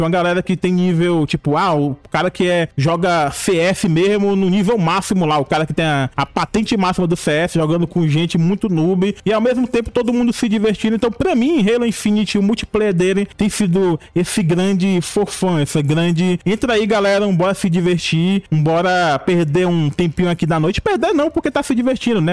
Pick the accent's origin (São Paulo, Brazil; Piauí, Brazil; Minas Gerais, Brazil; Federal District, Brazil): Piauí, Brazil; born or raised there